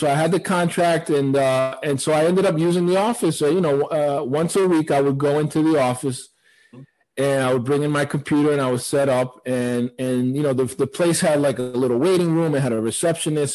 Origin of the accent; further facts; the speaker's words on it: Providence, Rhode Island, United States; I grew up in Providence, so, uh, Rhode Island.